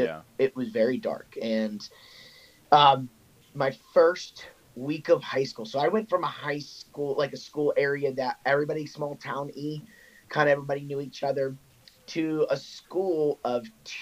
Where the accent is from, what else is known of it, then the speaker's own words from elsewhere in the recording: Olney, Maryland, United States; now in Lancaster, United States; I'm originally from Olney, Maryland. I actually moved around a lot as a kid, but yeah, so I grew up in Maryland, ended up playing collegiate lacrosse at Messiah College